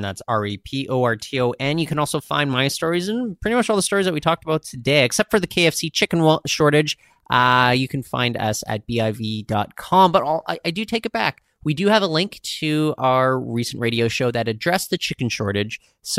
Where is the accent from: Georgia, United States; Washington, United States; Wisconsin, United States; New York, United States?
Washington, United States; Seattle; now in Canada; so I grew up in Seattle in the 1990s, and then when we moved back up to Canada in 2000, we went into a Wendy's.